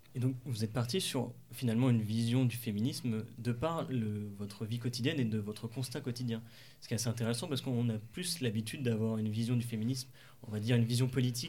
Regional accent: Coutances, Normandy, France; la ville où j'ai grandi à Coutances

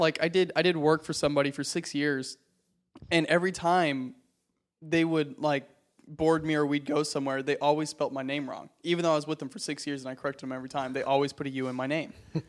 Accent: the South, United States; Well, I mean, like, I'm from the South, so it's like Cutter Ray.

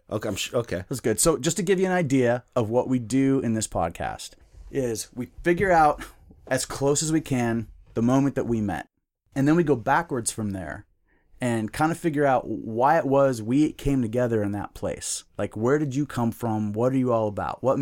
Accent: Seattle, Washington, United States; also born or lived in Spokane / Centralia, Washington / Redmond; Well, I'm from Seattle, North Seattle.

